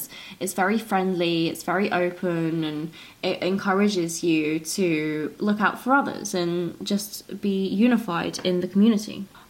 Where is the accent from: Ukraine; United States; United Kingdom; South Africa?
United Kingdom; Brighton, South East England; now in Australia; And we're both from Brighton, which is a coastal town in the UK in the south, so I'm used to the sea anyway. But where I'm living now in rural Australia, I really miss the beach.